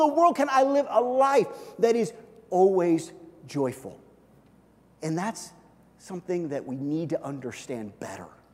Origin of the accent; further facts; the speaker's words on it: Kansas City, United States; I grew up in Kansas City